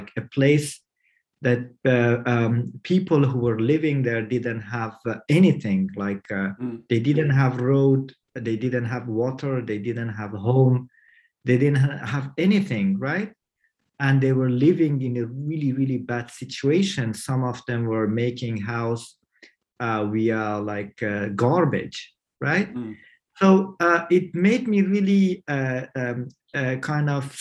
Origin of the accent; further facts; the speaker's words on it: Iran; moved away as an adult; also born or lived in Kabul, Afghanistan; I was born in Kabul in 1981, and then due to communist regime problems and cruelty to the society and my family, we were fled to Iran when I was a baby. And I grew up in Iran